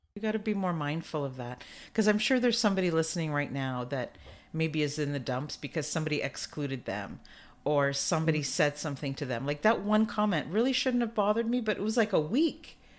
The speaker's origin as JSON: {"language": "English", "country": "Canada", "said": "I'm Canadian"}